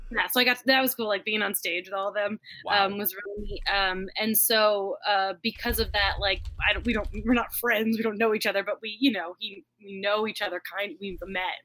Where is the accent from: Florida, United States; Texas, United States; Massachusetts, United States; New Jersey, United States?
Florida, United States; I grew up in Florida